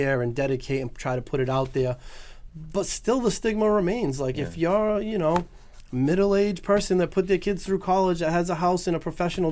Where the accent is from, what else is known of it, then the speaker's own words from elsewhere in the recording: New Bedford, Massachusetts, United States; I grew up in New Bedford, very diverse community